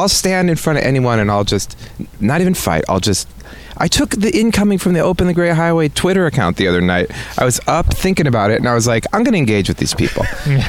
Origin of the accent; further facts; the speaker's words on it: Midwest, United States; moved away as an adult; now in San Francisco, United States; I'm a Midwesterner. I have like conservatives in my family. My nature, I mean, I've been here for 20 years, so this is my home, but that's where I grew up.